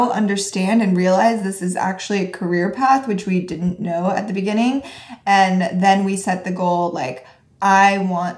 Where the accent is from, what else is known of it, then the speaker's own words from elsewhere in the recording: Reno, Nevada, United States; moved away as an adult; I grew up in Reno and that's where we went to college and it's a pretty small town